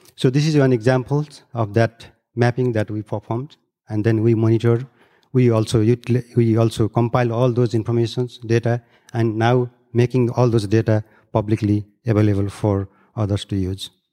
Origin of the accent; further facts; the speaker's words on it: Nepal; I'm from Third Pole and, uh, grew up in the bed of Everest, drinking very high quality water